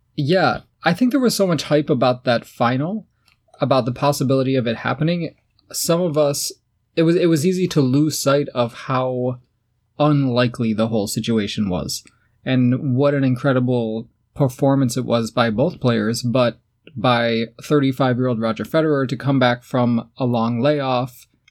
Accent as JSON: {"language": "English", "country": "United States", "said": "I'm from the U S"}